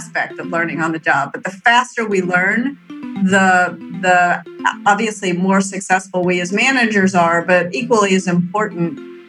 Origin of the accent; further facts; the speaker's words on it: Memphis, Tennessee, United States; moved away as an adult; also born or lived in Minneapolis, Minnesota / Moscow; born in Minneapolis, but raised in Memphis, Tennessee